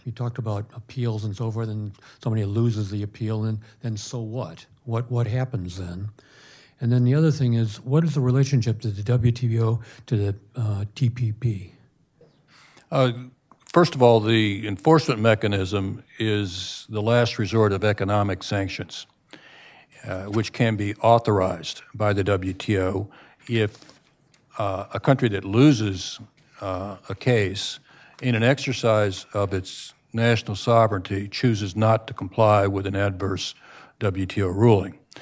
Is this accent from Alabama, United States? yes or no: no; Florida, United States; my home state of Florida